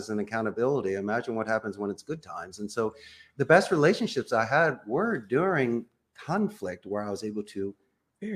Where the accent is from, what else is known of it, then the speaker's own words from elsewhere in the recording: Philadelphia, Pennsylvania, United States; moved away as an adult; now in Costa Rica; I am from Philadelphia.